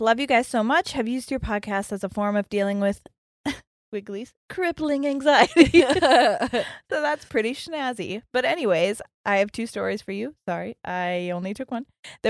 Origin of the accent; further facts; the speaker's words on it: Gold Coast, Queensland, Australia; she, her, and I'm from the Gold Coast in Australia.